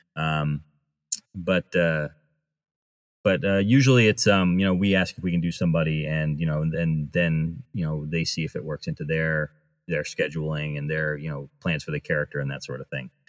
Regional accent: New England, United States; I grew up near Rhode Island

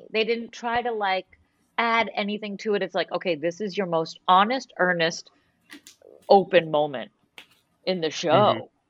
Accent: Boston, Massachusetts, United States; I was raised in Boston on canned goods

